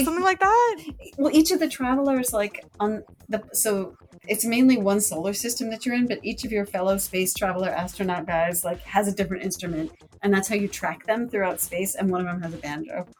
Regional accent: Colorado, United States; where I grew up in Colorado

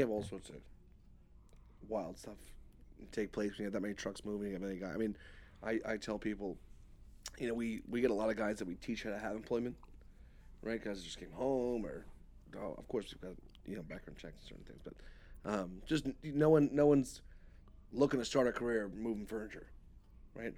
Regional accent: New York, United States; moved away; growing up in New York

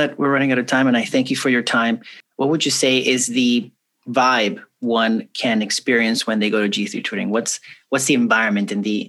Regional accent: Key Biscayne, Florida, United States; We grew up here in the Key together.

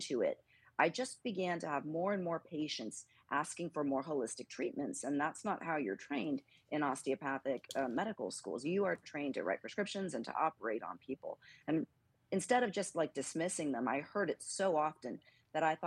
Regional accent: Northern California, United States; now in Texas, United States; I grew up in Northern California on an army base just north of San Francisco

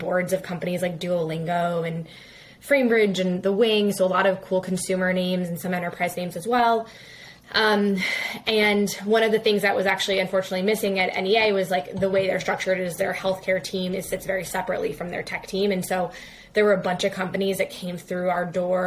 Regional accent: New York City, New York, United States; I grew up in New York City

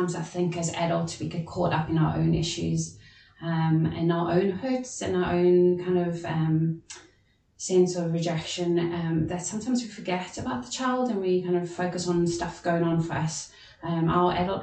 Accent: South Africa; now in Northern Ireland, United Kingdom; As you can hear from my voice, I'm also not from Northern Ireland, I'm from South Africa originally

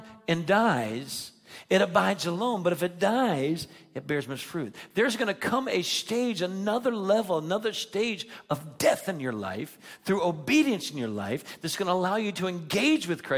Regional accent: Naples, Florida, United States; moved away; In my hometown of Naples, Florida, I went back to preach

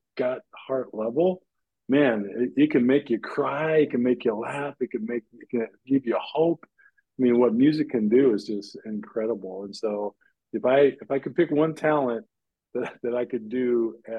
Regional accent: Bellevue, Nebraska, United States; I grew up in Bellevue, Nebraska. Yeah, my dad was in the military, so yep, grew up in Bellevue

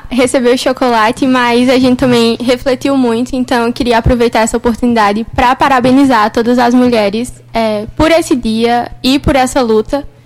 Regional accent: Itapetim, Pernambuco, Brazil; also born or lived in São Paulo; eu nasci em São Paulo, na cidade de São Paulo. Mas com três anos eu vim para Itapetim, que é uma cidade bem pequena, no sertão do Pajeú

